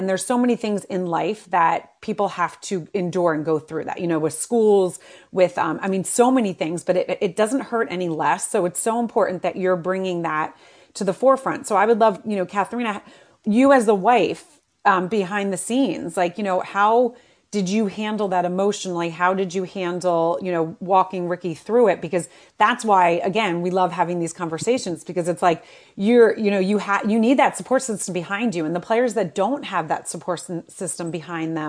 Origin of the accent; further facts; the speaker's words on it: outside Philadelphia, Pennsylvania, United States; now in New York, United States; I grew up right outside of Philadelphia